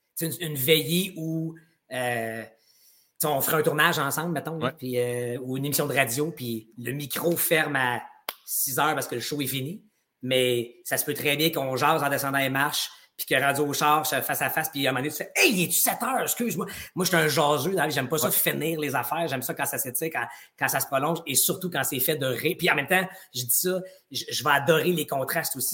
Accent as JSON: {"language": "French", "town": "Gatineau", "region": "Quebec", "country": "Canada", "tie": "born or raised there", "said": "j'ai grandi en Outaouais"}